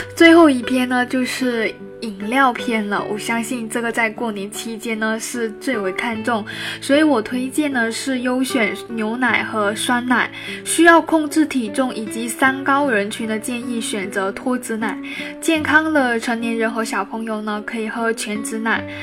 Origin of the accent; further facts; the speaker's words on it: Guangdong, China; 从小在广东长大的我呢